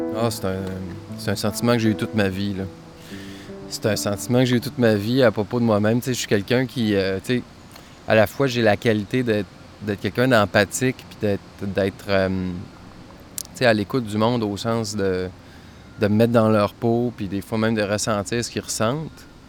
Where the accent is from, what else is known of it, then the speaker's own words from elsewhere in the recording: Saguenay, Quebec, Canada; j'ai grandi au Saguenay